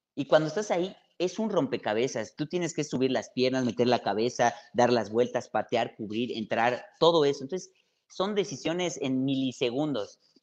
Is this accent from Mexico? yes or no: yes; Mérida, Yucatán, Mexico; Yo soy de Mérida, obviamente. El ir al mar, ir a la playa que está 20 minutos es cosa cotidiana